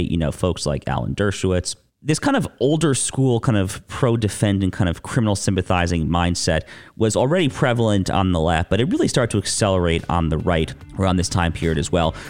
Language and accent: English; United States; I grew up in the New York area, okay? I didn't grow up in the city. I grew, I grew up in the suburbs